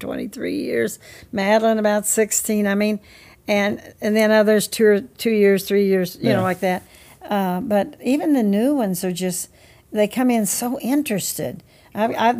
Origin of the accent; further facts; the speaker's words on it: River Hills of the Mississippi, Missouri, United States; I grew up in the River Hills of the Mississippi. They're in a southern Jefferson County, northern St. Genevieve County.